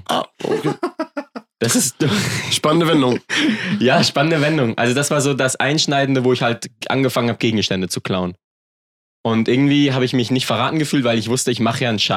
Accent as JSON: {"language": "German", "country": "Germany", "tie": "born there", "said": "Ich bin in Deutschland geboren, oft umgezogen. Ich musste immer mein Umfeld wechseln."}